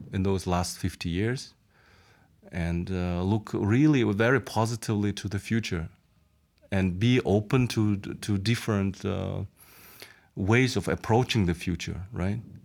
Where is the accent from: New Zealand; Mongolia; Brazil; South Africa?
Mongolia; moved away as an adult; now in Slovakia